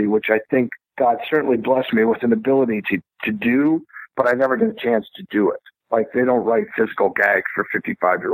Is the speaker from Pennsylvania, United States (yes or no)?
yes; Bethlehem, Pennsylvania, United States; also born or lived in Los Angeles; now in Fayetteville, United States; it was shot in my hometown. It was shot in Bethlehem, Pennsylvania.